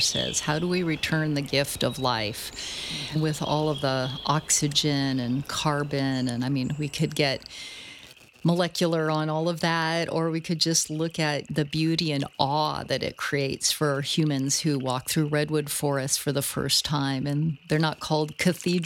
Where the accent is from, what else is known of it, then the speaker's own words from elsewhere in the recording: Mendocino County, California, United States; I was very fortunate to grow up in the coastal redwood belt of Mendocino County